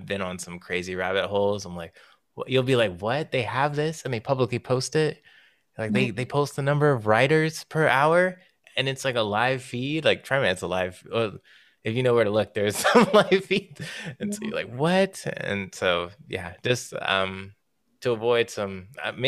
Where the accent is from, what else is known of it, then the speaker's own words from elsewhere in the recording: Marietta, Georgia, United States; I'm from Marietta, Georgia, where they love